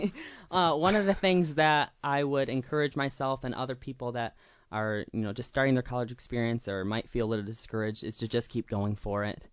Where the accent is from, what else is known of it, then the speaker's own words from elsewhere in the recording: Clio, Michigan, United States; also born or lived in Nashville, Tennessee; I grew up in Clio, Michigan. So I was actually born in Nashville, Tennessee, but my, my parents moved about when I was three years old